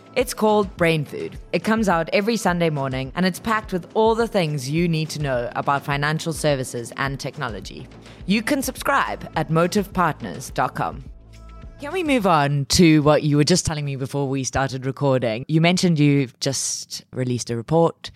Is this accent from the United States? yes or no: no; South Africa; being a South African myself